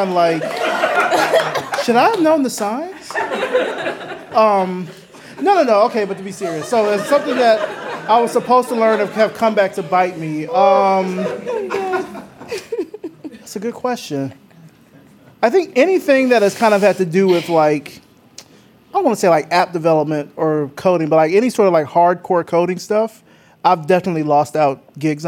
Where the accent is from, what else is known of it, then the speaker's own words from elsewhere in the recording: Selma, Alabama, United States; moved away; also born or lived in Atlanta; I'm from Selma, Alabama.